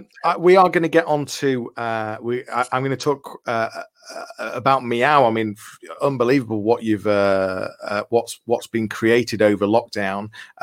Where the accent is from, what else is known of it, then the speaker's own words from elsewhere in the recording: Liverpool, North West England, United Kingdom; moved away as an adult; now in Leeds, United Kingdom; We're both from Liverpool. We went to schools that were on the same road opposite each other. We're then three roads away from each other now in Leeds.